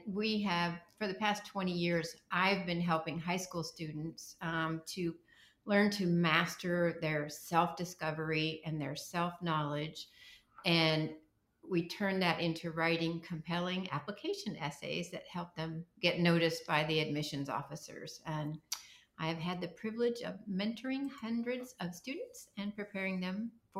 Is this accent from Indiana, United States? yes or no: yes; Indiana, United States; now in San Diego, United States; I grew up in Indiana, and right now we live in San Diego